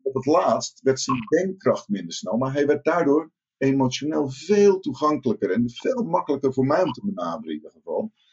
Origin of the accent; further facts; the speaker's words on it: Rotterdam, South Holland, Netherlands; Ik, ik kom uit Rotterdam